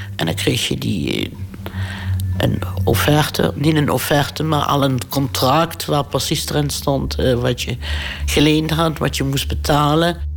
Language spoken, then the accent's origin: Dutch; Limburg, Netherlands; moved away as an adult; also born or lived in Houten; terug kon naar Limburg, waar ik vandaan kom